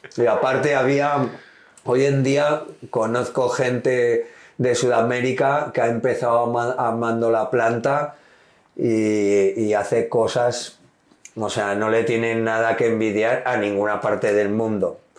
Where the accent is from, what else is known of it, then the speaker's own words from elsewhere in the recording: Basque Country, Spain; yo soy vasco del norte